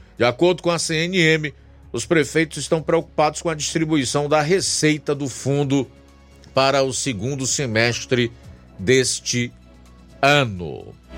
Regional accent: Ceará, Brazil; nós, como cearenses

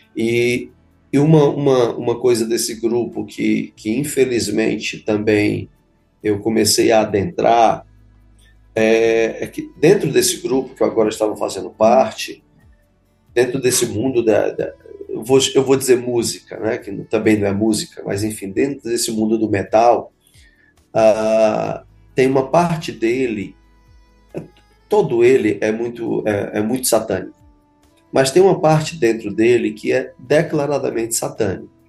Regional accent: Fortaleza, Ceará, Brazil; also born or lived in Canindé, Ceará; eu sou nascido em Canidé, aqui mesmo no nosso estado, ah, mas só minha infância foi ali, rápida infância. Logo, os meus pais vieram para a cidade de Fortaleza, é, então, toda a minha infância, início e adolescência foi na cidade de Fortaleza

